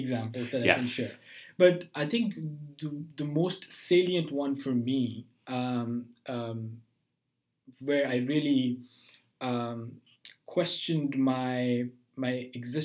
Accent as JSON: {"language": "English", "country": "Pakistan", "moved": "as an adult", "lives_now": "United States", "said": "I'm from Pakistan."}